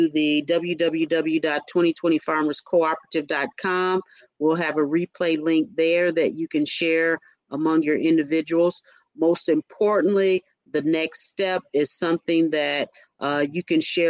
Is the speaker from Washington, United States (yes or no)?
no; Indiana, United States; I'm from the Midwest, Indiana